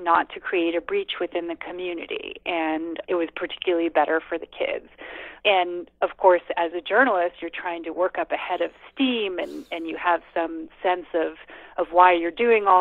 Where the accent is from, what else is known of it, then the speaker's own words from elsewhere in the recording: United States; moved away; also born or lived in India; as an American